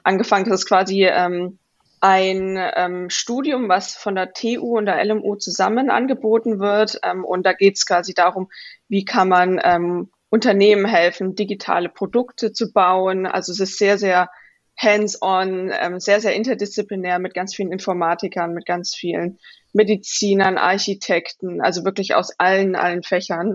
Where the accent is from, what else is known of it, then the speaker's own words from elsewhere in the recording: Vogtland, Saxony, Germany; moved away as an adult; now in Stanford, United States; ich bin im Vogtland in Sachsen aufgewachsen